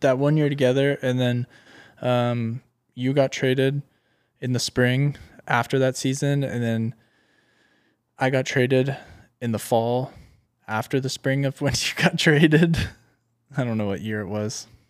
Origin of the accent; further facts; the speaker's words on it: Orange County, California, United States; I'm from Orange County, California.